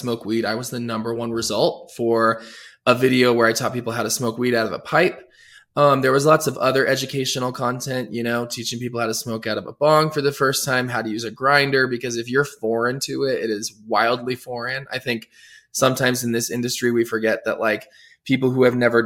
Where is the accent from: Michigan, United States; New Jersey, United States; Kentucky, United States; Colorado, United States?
Colorado, United States; Denver; also born or lived in New York / Los Angeles; Born and raised in Denver, Colorado